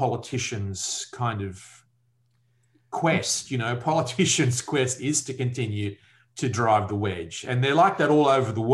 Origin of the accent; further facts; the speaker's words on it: Australia; my point of view as an Australian living in Australia